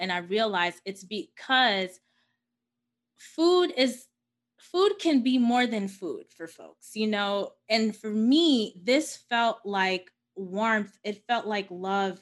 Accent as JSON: {"language": "English", "town": "New York City", "region": "New York", "country": "United States", "tie": "born or raised there", "said": "I was born and raised in Queens, New York"}